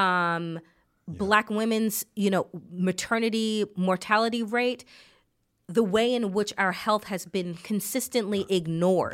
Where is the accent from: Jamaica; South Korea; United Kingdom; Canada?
Jamaica; As a Jamaican